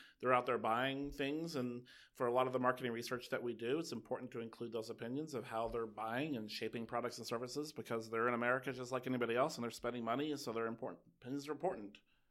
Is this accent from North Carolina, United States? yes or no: no; Kentucky, United States; I'm from Kentucky.